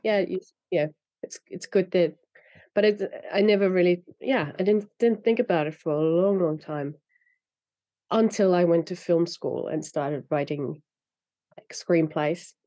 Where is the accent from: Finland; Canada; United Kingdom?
Finland; first language Finnish; English is a second language; I grew up in Finland speaking Finnish and reading in Finnish